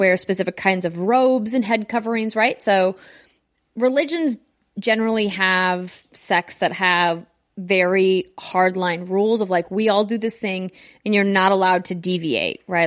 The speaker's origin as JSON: {"language": "English", "country": "United States", "said": "as an American"}